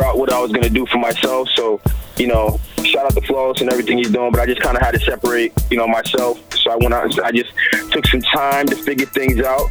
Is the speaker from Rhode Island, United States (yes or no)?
yes; Rhode Island, United States; also born or lived in Brooklyn, New York; Originally, I'm from Brooklyn, New York, but, I moved out to Rhode Island when I was really young. So if you ask me, I'm going to tell you I'm from Rhode Island because I've lived out here most of my life.